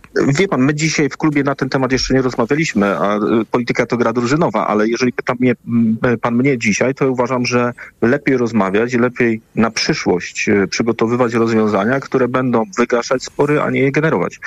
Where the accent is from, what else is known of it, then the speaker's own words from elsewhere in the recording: West Pomeranian Voivodeship, Poland; Pochodzę z, e, z województwa, e, w którym oprócz turystyki, oprócz gospodarki morskiej